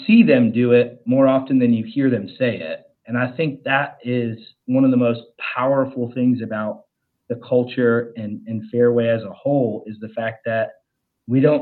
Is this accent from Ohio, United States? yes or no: yes; Ohio, United States; now in Charlotte, United States; I live in Charlotte, North Carolina. My family, and I'm originally from Ohio